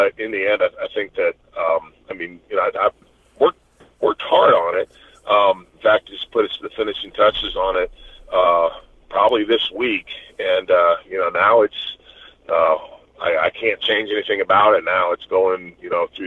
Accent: Knoxville, Tennessee, United States; it's in Knoxville, so it's in my hometown.

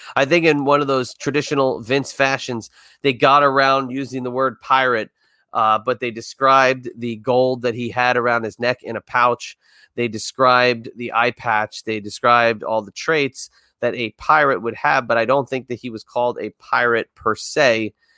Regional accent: Northeast, United States; growing up in the Northeast

